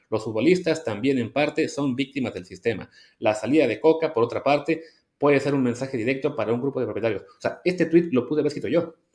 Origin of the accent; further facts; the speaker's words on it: Mexico; como somos los mexicanos